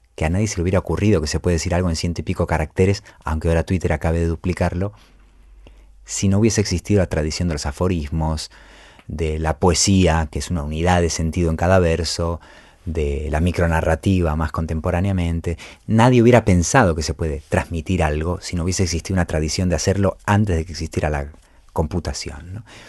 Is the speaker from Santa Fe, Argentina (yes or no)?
no; Buenos Aires, Argentina; mi infancia en Buenos Aires